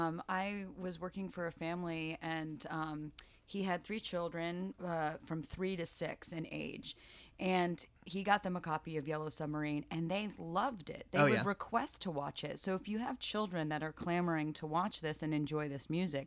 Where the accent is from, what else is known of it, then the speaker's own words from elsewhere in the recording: the South, United States; I'm so grateful because you're from the South and I'm from the South. I cannot imagine what it must be like back in the county